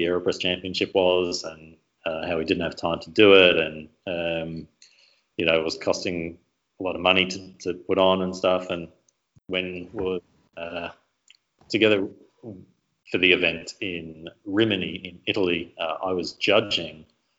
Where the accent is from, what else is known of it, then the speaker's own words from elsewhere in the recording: Melbourne, Victoria, Australia; Right from Melbourne, so.